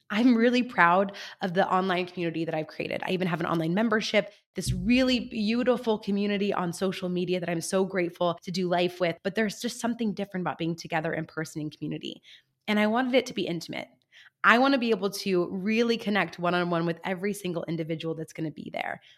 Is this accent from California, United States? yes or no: yes; San Luis Obispo, California, United States; my hometown of San Luis Obispo here in sunny California